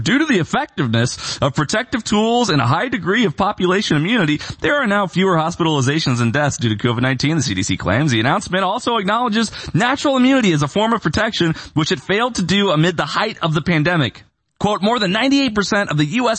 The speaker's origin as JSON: {"language": "English", "town": "Bloomington", "region": "Illinois", "country": "United States", "tie": "born or raised there", "also_born_or_lived": "Austin, Texas / Nashville, Tennessee / Orange County, California", "moved": "as an adult", "said": "I grew up in Bloomington, Illinois"}